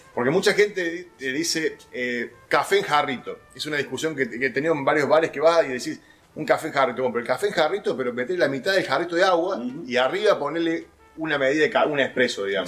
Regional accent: Córdoba, Argentina; en la ciudad de Córdoba, mi ciudad natal

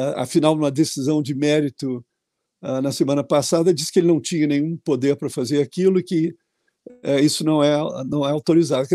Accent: Rio de Janeiro, Brazil; especialmente no meu estado, porque eu sou carioca

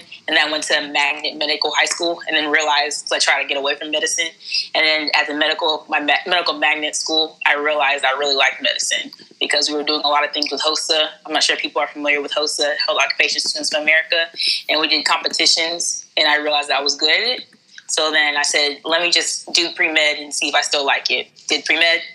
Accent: Wichita, Kansas, United States; also born or lived in Garland, Texas / Galveston, Texas; now in Texas, United States; My parents are from Nigeria, West Africa. I born and raised in Wichita, Kansas.

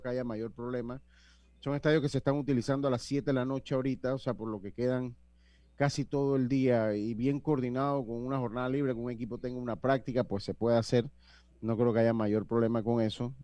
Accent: Panama; somos panameños

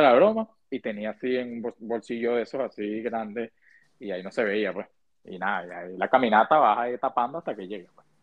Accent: Venezuela; now in United States; nosotros como venezolanos

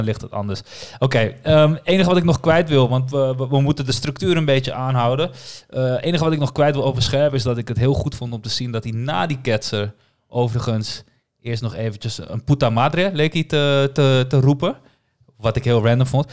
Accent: Amsterdam, North Holland, Netherlands; ik ben gewoon daar een arrogante Amsterdammer

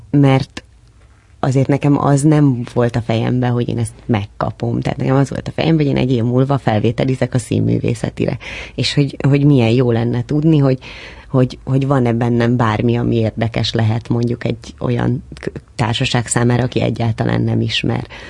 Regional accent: Dabas, Pest, Hungary; first language Hungarian

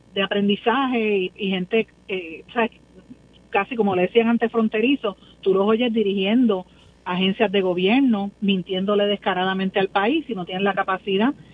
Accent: Guaynabo, Puerto Rico; en mi pueblo de Guainabo

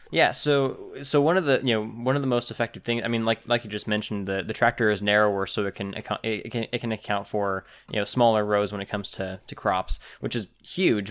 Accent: California, United States; my home of, of the, the Golden State

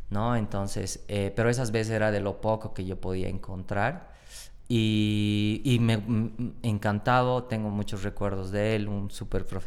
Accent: Oruro, Bolivia; moved away as an adult; also born or lived in Buenos Aires, Argentina; now in La Paz, Bolivia; Yo soy de Oruro

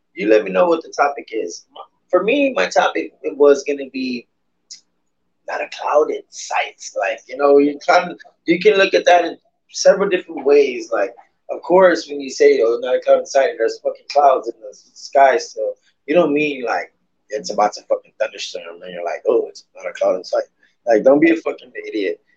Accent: San Antonio, Texas, United States; Being a San Antonioan, San Antonioan, is that is that what it is? San Antonioan, just being a Texan.

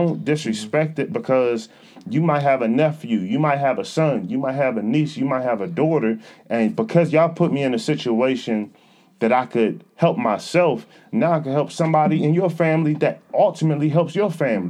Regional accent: Atlanta, Georgia, United States; I grew up in Atlanta.

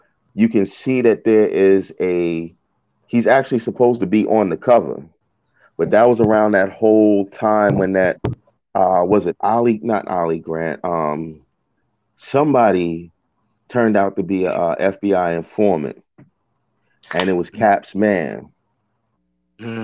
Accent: Uniondale, New York, United States; now in Baltimore area, United States; I'm from Uniondale.

